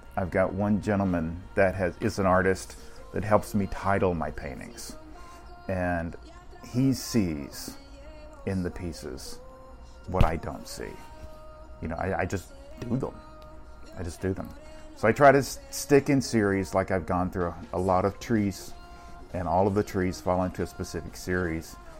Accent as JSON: {"language": "English", "town": "Beaver Dam", "region": "Kentucky", "country": "United States", "tie": "born or raised there", "moved": "yes", "lives_now": "Orlando, United States", "said": "I was born in a little small town called Beaver Dam, Kentucky"}